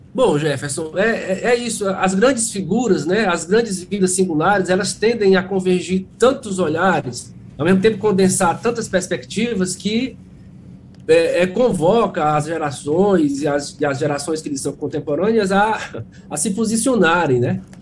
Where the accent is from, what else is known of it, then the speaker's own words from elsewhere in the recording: Quixeramobim, Ceará, Brazil; eu sou conterrâneo do, do Antônio Conselheiro. Também nasci em Xeramubim